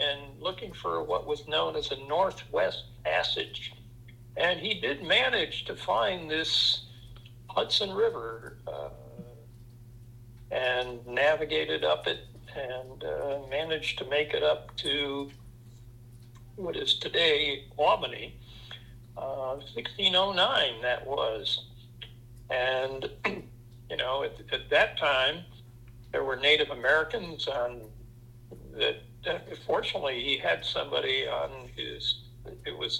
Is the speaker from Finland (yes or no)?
no; France; now in Rhinebeck, United States; I'm actually a native of, and I'm actually a citizen of France.